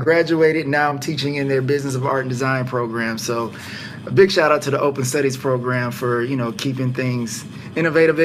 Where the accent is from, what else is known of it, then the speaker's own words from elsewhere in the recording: Atlanta, Georgia, United States; I'm from Atlanta